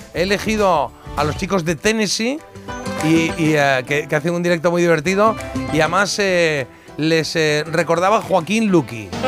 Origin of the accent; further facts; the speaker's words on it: Spain; como buen español